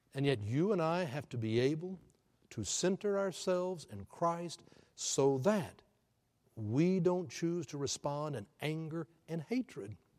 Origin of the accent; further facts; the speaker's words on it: Houston, Texas, United States; now in Oklahoma City, United States; I'm born and raised in Houston